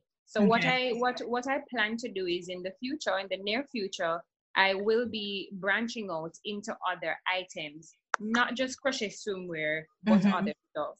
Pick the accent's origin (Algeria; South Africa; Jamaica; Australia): Jamaica; I'm from Jamaica.